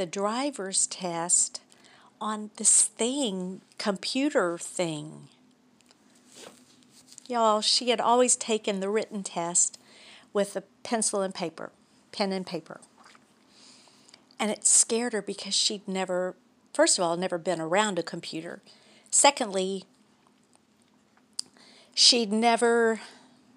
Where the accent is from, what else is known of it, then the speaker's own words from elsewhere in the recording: Baton Rouge, Louisiana, United States; we're from Baton Rouge, Louisiana